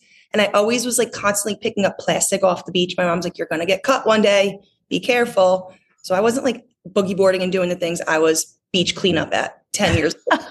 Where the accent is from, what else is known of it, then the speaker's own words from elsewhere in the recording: New Jersey, United States; I grew up in North Jersey. I spent every summer down at the shore.